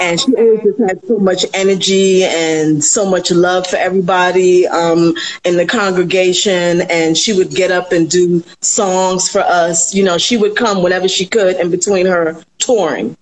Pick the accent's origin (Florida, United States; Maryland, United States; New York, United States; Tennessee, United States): New York, United States; also born or lived in the Caribbean islands; growing up um, in the islands, well, I grew up in New York more so, but my mother would send me back home to the islands